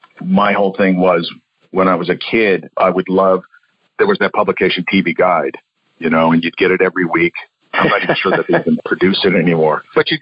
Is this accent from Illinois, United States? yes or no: no; the New York area, United States; also born or lived in Florida; growing up in the New York area, you know, Italian parents